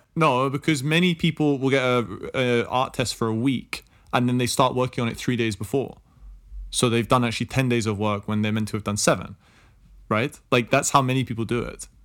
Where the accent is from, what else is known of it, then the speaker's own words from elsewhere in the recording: England, United Kingdom; I'm from England